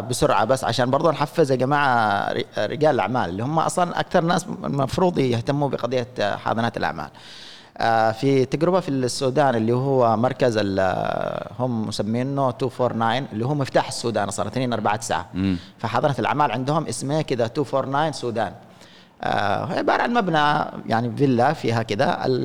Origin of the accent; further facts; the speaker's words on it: Yemen; احنا عندنا في اليمن